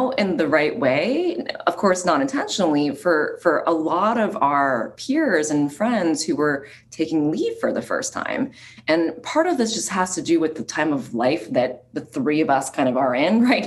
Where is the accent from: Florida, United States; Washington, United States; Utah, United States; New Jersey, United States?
New Jersey, United States; my background personally is I grew up in New Jersey